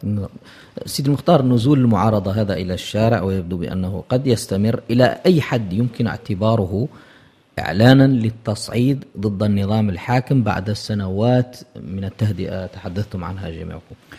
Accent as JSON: {"language": "Arabic", "country": "Mauritania", "said": "اعتدنا وكبرنا عليها هنا في موريتانيا"}